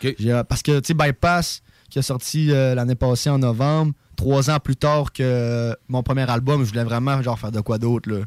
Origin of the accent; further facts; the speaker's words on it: Saguenay, Quebec, Canada; accent: québécois; moved away as an adult; now in Montreal, Canada; j'ai grandi au Saguenay